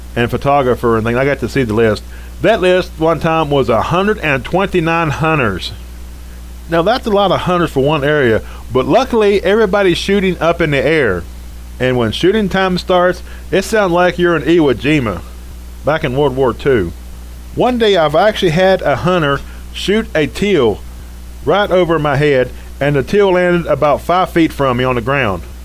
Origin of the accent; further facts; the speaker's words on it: West Virginia, United States; now in Montana, United States; my home state is West Virginia.